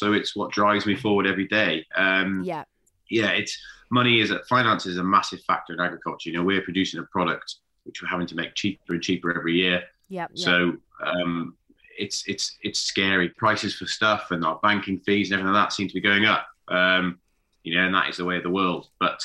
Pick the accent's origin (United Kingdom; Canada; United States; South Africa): United Kingdom; Gloucestershire, South West England; moved away as an adult; now in Welshpool, United Kingdom; I'm originally from Gloucestershire.